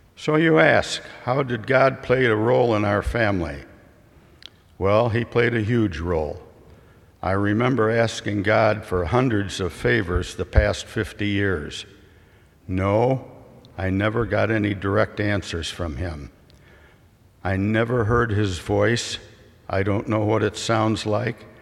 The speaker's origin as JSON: {"language": "English", "town": "Richmond", "region": "Illinois", "country": "United States", "tie": "born or raised there", "said": "in the small farm community of Richmond, Illinois"}